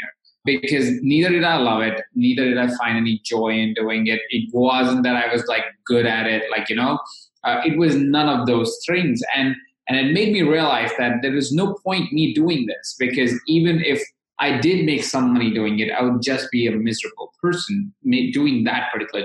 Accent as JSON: {"language": "English", "town": "Jaipur", "region": "Rajasthan", "country": "India", "tie": "born or raised there", "said": "born in and I grew up in. So I come from India."}